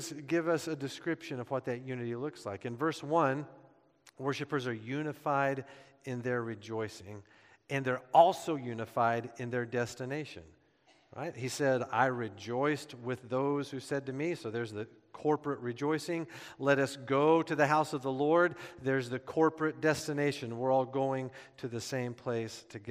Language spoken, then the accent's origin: English; United States